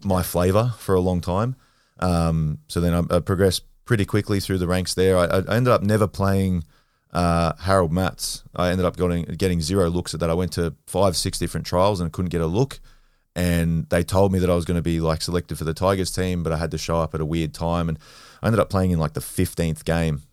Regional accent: Sydney, New South Wales, Australia; I'm from Western Sydney. Um, grew up, I was born at Westmead Hospital. Um, grew up in and around the Hills District area, so like Kellyville, Rouse Hill, uh, Norwest

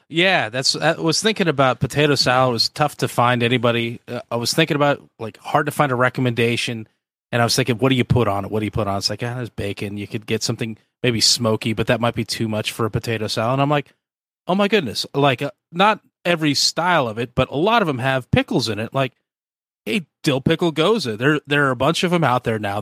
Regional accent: the Northwest, Pacific Northwest, United States; now in Georgia, United States; I'm from the Northwest

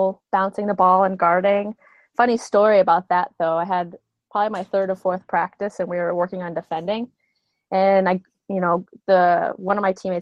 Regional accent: Northern Connecticut, United States; Where I grew up in Northern Connecticut, it wasn't that big

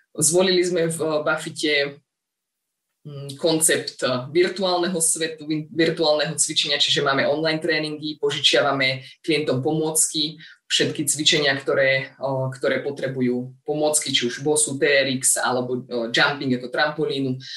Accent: Brezno, Banská Bystrica Region, Slovakia; also born or lived in Žiar nad Hronom; tie letné mesiace trávim o, u nás doma v Brezne

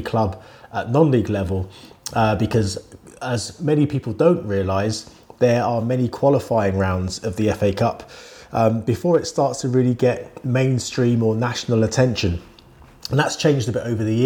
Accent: Wembley, London, United Kingdom; I grew up in Wembley. I lived in Wembley for all of my childhood, basically.

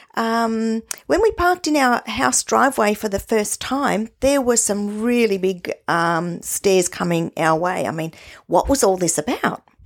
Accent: Australia; we are Australian, we're not English, or we're not German

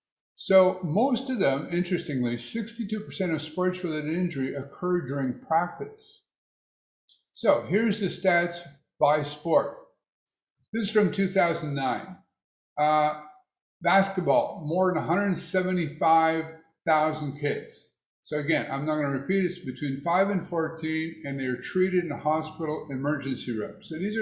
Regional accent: United States; Of course, as American, I'm guessing that in Canada, there's a lot more kids playing hockey.

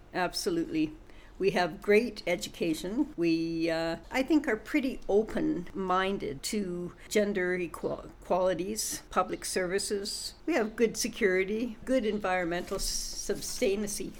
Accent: Western Canada, Canada; I'm a Westerner

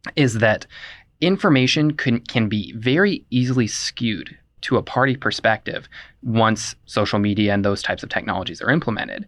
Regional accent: Indiana, United States; I'm from Indiana, but I don't call myself a Hoosier

